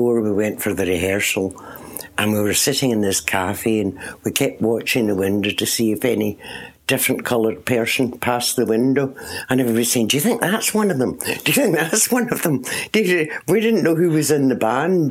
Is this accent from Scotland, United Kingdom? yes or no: yes; Port Glasgow, Scotland, United Kingdom; moved away as an adult; also born or lived in London; in Scotland, on the west coast